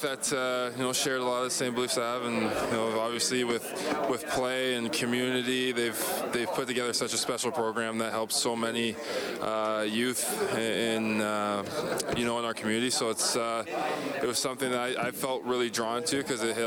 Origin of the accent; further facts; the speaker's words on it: Hamilton, Ontario, Canada; now in Edmonton, Canada; I grew up in Hamilton, a very, very diverse community